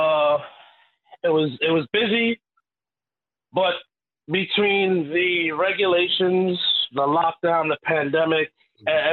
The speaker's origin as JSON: {"language": "English", "town": "New York City", "region": "New York", "country": "United States", "tie": "born or raised there", "said": "I was born and raised in Queens"}